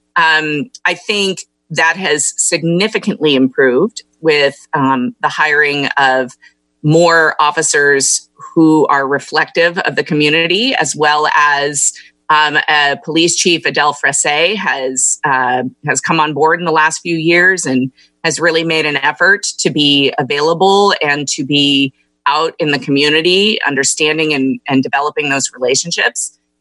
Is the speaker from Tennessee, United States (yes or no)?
no; Carmel, California, United States; also born or lived in Los Angeles; I grew up in Monterey County. Um, went to Carmel High School